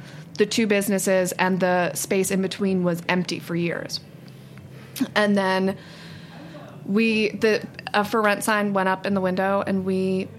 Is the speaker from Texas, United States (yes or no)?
no; Cleveland, Ohio, United States; moved away as an adult; now in New York, United States; We grew up in Cleveland